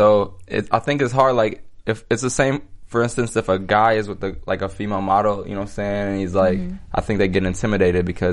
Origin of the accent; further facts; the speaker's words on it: Minnesota, United States; now in Los Angeles, United States; I come from Minnesota, and the number of beautiful people aren't as high out there, so... I came